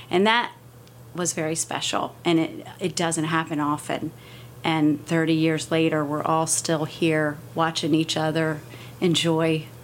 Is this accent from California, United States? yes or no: no; Sussex County, Delaware, United States; I have grown up in southern Delaware, Sussex County.